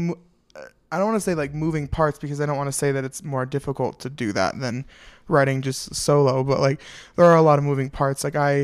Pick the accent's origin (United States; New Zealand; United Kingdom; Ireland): United States; Denver, Colorado; also born or lived in Minneapolis, Minnesota; I'm from Denver, Colorado. Not originally. I was born in Minneapolis, Minnesota, but fancy. Lived here for 15 years